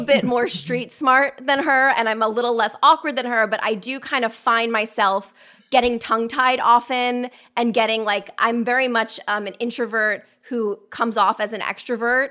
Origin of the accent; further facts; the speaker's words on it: Westport, Connecticut, United States; my hometown of Westport, Connecticut